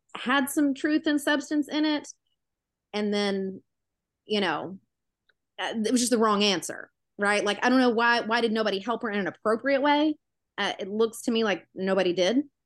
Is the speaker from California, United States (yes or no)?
no; Memphis, Tennessee, United States; I'm from Memphis, the Tennessee. It's southern.